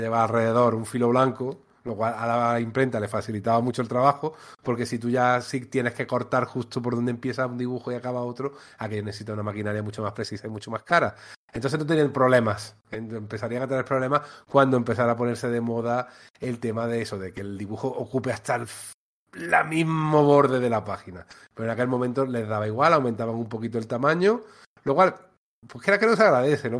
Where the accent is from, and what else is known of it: Antequera, Andalusia, Spain; born or raised there